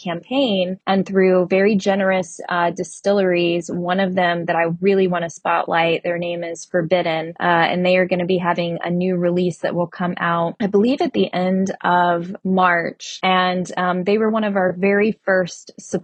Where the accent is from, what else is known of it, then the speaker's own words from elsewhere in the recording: Kentucky, United States; now in Los Angeles, United States; I'm an actress, writer, producer, and director in Los Angeles, but I grew up in Kentucky